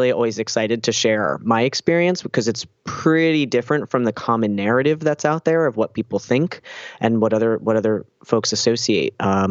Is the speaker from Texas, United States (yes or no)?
no; New Jersey, United States; now in Boston, United States; And then when I moved to Boston in 2006 from New Jersey, where I'm from, I started hanging out with transgender people.